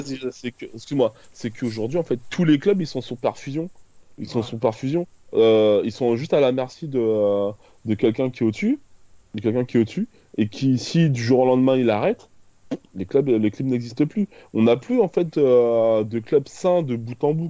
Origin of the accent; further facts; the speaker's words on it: Créteil, Île-de-France, France; j'ai grandi à Créteil